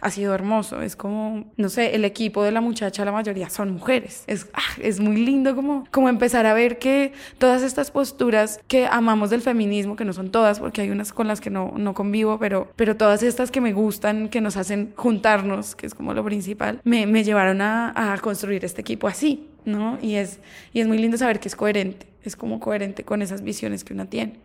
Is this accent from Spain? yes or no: no; Colombia; no solo como colombianas, sino como latinoamericanas